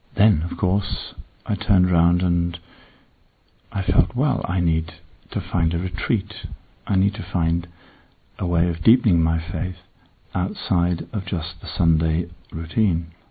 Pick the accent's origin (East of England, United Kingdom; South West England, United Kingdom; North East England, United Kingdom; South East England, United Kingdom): North East England, United Kingdom; Northumberland; I was born beyond the Roman wall which separates England and Scotland in Northumberland